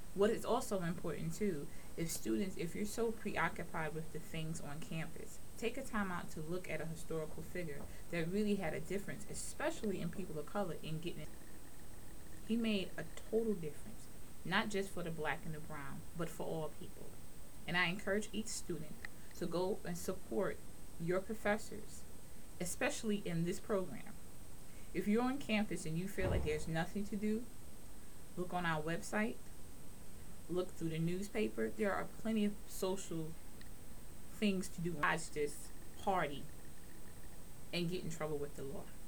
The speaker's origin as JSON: {"language": "English", "town": "New York City", "region": "New York", "country": "United States", "also_born_or_lived": "Long Island, New York", "said": "I am from New York. I'm from Brooklyn and Long Island"}